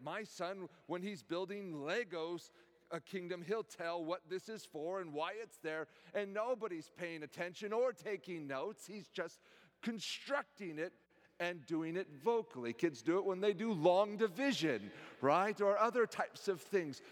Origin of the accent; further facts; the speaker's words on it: Silicon Valley, California, United States; now in College Place, United States; Growing up in the Silicon Valley